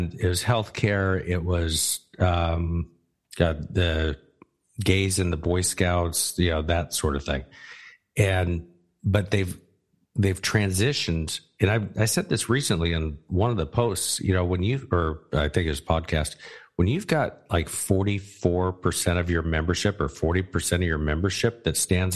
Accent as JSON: {"language": "English", "region": "Arizona", "country": "United States", "tie": "born or raised there", "said": "I grew up in Arizona"}